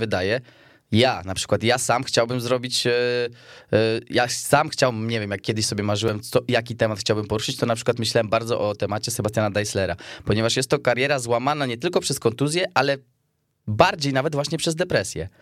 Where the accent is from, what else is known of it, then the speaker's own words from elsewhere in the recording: Poland; z Polski